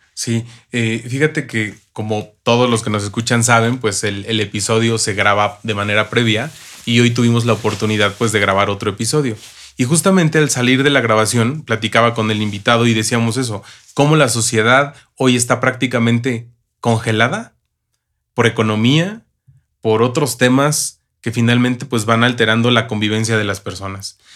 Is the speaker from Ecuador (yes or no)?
no; Mexico; yo soy mexicano